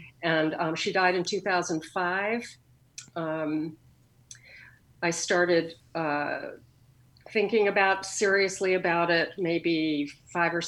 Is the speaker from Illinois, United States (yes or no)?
no; Connecticut, United States; also born or lived in New York City, New York; now in Portland, United States; I grew up in a sort of commuter town to New York City in Connecticut. I moved there when I was about six